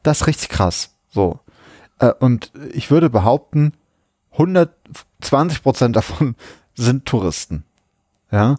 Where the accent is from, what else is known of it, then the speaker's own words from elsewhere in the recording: Berlin, Germany; als Berliner